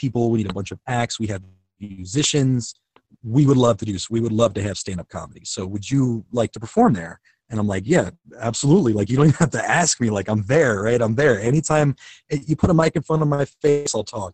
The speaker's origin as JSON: {"language": "English", "town": "Kenosha", "region": "Wisconsin", "country": "United States", "said": "I'm from Kenosha, Wisconsin, which is right outside of the Illinois, Wisconsin border."}